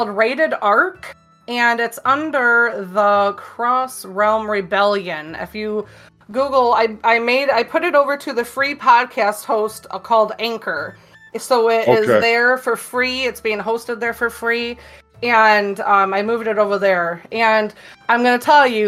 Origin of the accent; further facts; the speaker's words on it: Michigan, United States; I'm from Michigan